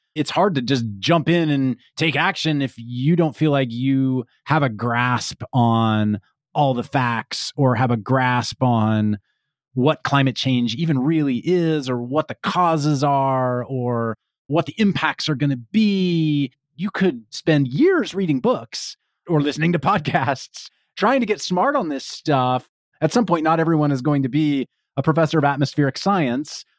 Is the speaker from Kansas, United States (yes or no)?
yes; Kansas, United States; now in California, United States; I grew up in Kansas, and so have experienced a number of tornadoes, as particularly as a kid